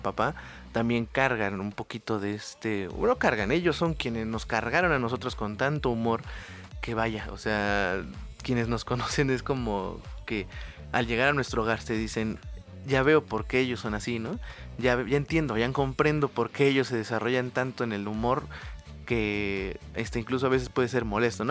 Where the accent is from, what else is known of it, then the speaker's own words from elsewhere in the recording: Oaxaca, Mexico; yo estudié fuera ¿no? del estado, nosotros somos de Oaxaca